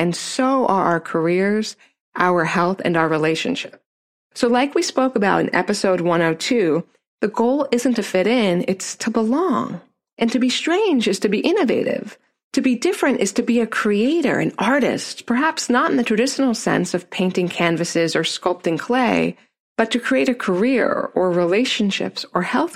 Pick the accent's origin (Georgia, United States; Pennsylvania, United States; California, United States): Pennsylvania, United States; Neptune, New Jersey; I grew up in Neptune, New Jersey, and I was the only white girl in my class for the first 4 years of school until I moved